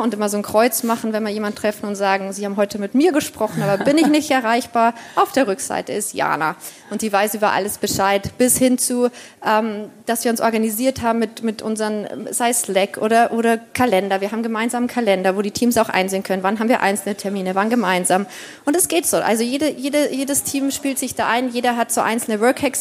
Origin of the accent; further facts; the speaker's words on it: Bavaria, Germany; wenn man so im konservativen Bayern äh, aufwächst